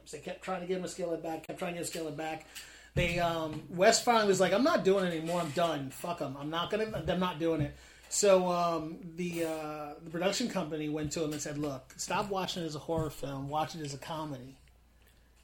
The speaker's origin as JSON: {"language": "English", "town": "Winter Park", "region": "Florida", "country": "United States", "tie": "born or raised there", "said": "I grew up in Winter Park, Florida"}